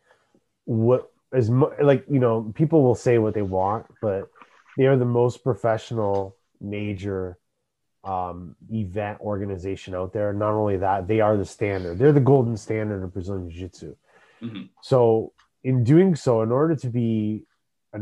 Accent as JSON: {"language": "English", "country": "Canada"}